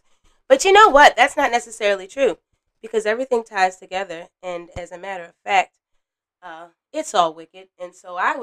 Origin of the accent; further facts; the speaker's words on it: United States; I'm from America